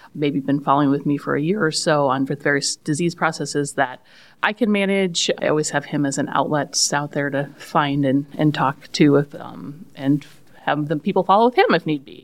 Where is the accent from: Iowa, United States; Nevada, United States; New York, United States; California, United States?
Iowa, United States; Jewell; I grew up in Jewell